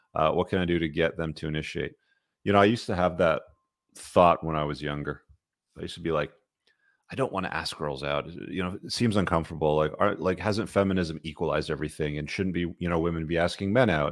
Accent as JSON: {"language": "English", "country": "Canada", "tie": "born or raised there", "said": "I grew up in Canada"}